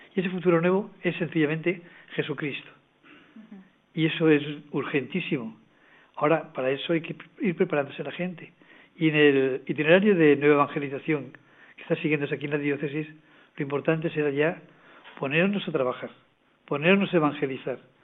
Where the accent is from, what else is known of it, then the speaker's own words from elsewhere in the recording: Valencian Community, Spain; moved away; Nací en ella y he vuelto a ella.